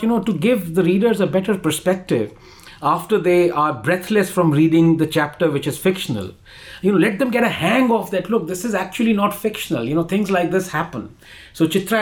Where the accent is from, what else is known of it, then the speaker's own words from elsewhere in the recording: India; being an Indian